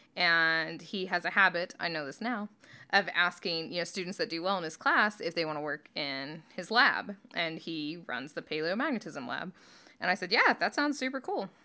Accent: northeast Oklahoma, United States; moved away; I grew up in Oklahoma. and in northeast Oklahoma

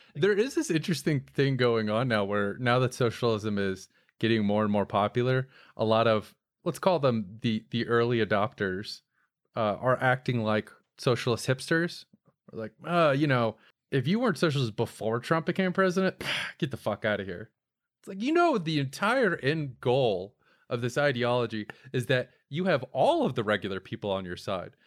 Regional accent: Florida, United States; you and I grew up in Florida

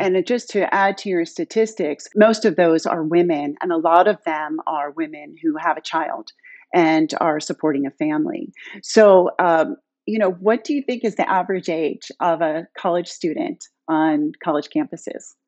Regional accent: Pittsburgh, Pennsylvania, United States; moved away as an adult; now in Palo Alto, United States; I'm a Pittsburgh girl, born and raised in Squirrel Hill

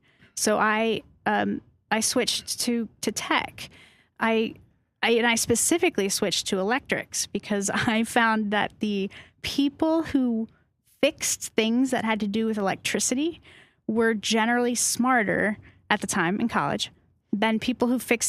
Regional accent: Massachusetts, United States; Massachusetts, just north of Boston.

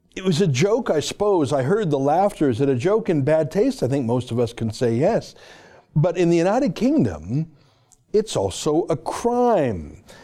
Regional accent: Canada; I'm a Canadian and because I'm a Jew.

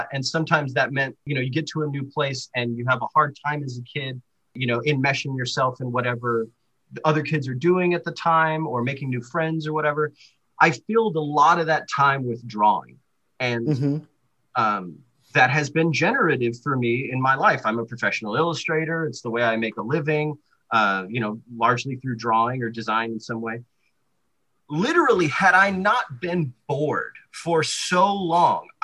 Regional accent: San Angelo, Texas, United States; I grew up in West Texas in the mid 90s.

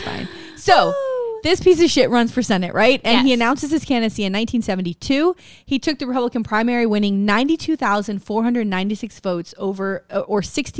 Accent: Florida, United States; I'm from Florida

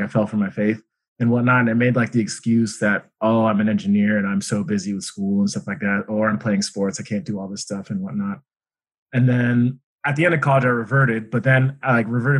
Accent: Golden, Colorado, United States; I am from Golden, Colorado

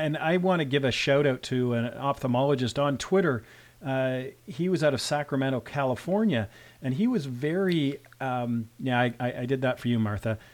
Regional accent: Canada; I'm a Canadian physician. I'm also a rural physician.

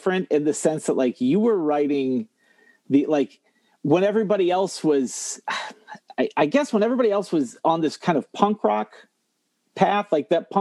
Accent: Toledo, Ohio, United States; I'm from the Toledo area

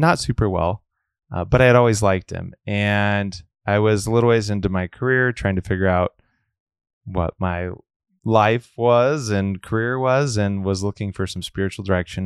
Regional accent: Omaha, Nebraska, United States; born and raised in Omaha, and I grew up in Our Lady of Wards

